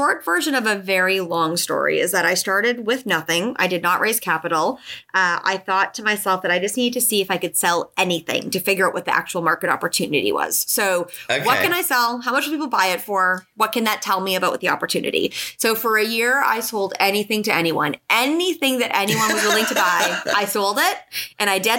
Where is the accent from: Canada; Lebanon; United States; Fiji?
Canada; moved away; also born or lived in Toronto, Canada; I'm Canadian originally.